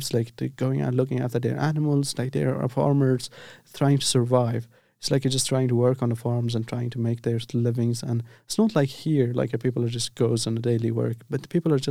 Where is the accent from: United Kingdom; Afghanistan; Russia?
Afghanistan; moved away as an adult; also born or lived in Turkey; I'm from Afghanistan.